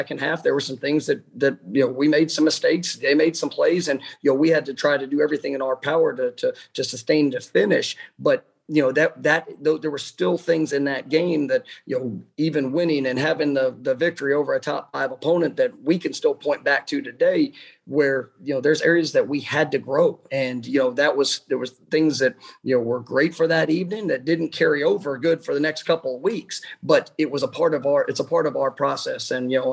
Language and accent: English; Dallas, Texas, United States; moved away as an adult; now in Tallahassee, United States; I grew up in Dallas, Texas